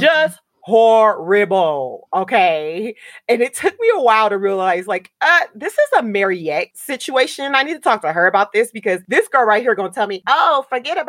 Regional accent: Southern California, United States; moved away; also born or lived in Miami; I am Black American from Southern California

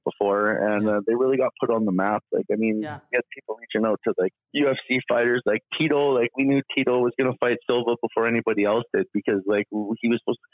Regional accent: Yorkton, Saskatchewan, Canada; also born or lived in Regina / Calgary / Edmonton; now in Kelowna, Canada; I was born in Regina. I was raised in Yorkton.

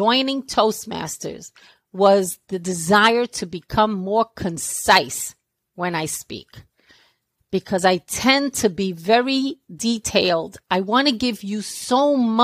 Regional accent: New York City, New York, United States; accent: New York; I was born and raised in Brooklyn, New York. I've been here all of my life. I'm still in Brooklyn.

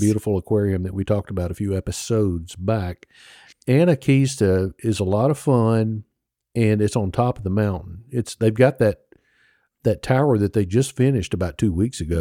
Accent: Mississippi, United States; I'm from Mississippi

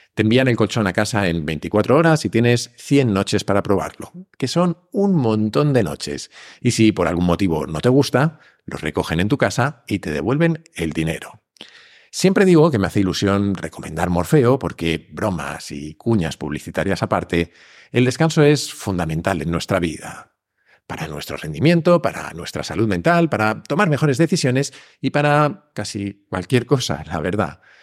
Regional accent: Spain; como decimos en España

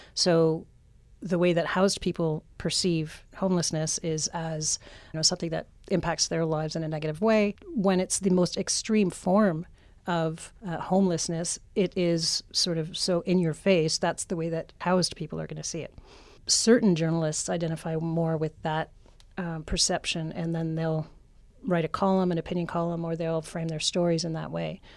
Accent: Canada; moved away; I'm from Canada

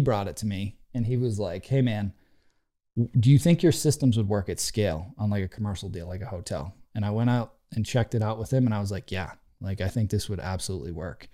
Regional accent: just outside of Worcester, Central Massachusetts, United States; I grew up in Central Mass, just outside of Worcester.

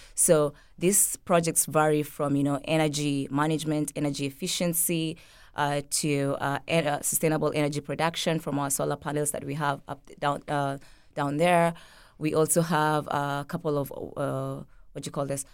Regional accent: Kenya; now in St. Petersburg, United States; growing up in Kenya

